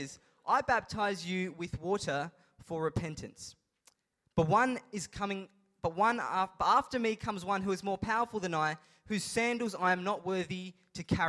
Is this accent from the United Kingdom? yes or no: no; Adelaide, South Australia, Australia; I'm from Adelaide